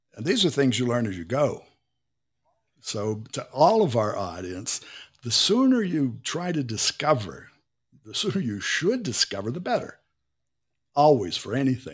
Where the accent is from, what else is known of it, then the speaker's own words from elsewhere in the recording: Pittsburgh, Pennsylvania, United States; moved away as an adult; now in Brazil; I was born in Pittsburgh, and Pittsburgh didn't have a beach